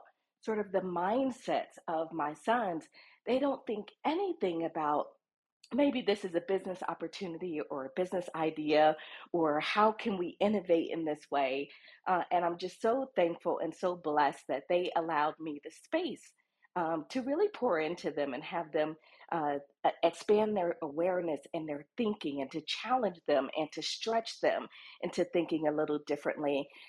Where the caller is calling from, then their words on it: Bogotá, Bogotá Capital District, Colombia; I am dialing in from Bogota, Colombia